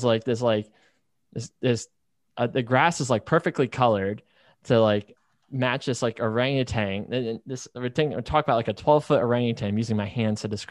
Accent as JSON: {"language": "English", "region": "Northeast", "country": "United States", "tie": "born or raised there", "said": "I grew up in the Northeast, worked in the Northeast"}